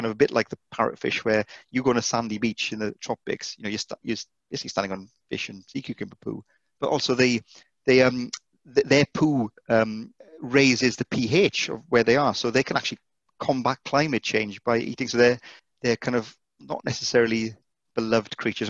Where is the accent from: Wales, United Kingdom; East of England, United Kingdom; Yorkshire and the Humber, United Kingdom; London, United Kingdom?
Wales, United Kingdom; Welsh; being Welsh